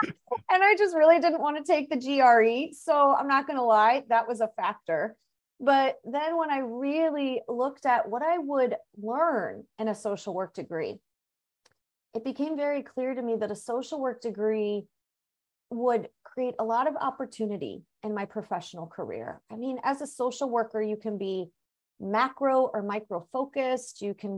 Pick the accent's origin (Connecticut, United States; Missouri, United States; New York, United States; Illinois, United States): Missouri, United States; I mean, I grew up in Missouri. So I had lived in, you know, Missouri for 23, 24 years at that point.